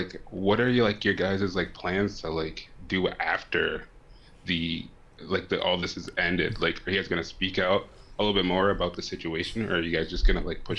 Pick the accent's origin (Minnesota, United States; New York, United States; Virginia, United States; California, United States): Minnesota, United States; I'm from like Minnesota.